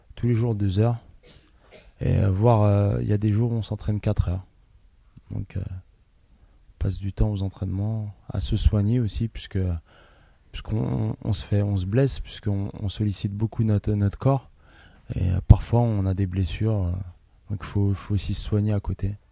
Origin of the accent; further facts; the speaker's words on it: Ivry-sur-Seine, Île-de-France, France; Je suis né à Ivry, dans l'hôpital Jean Rostand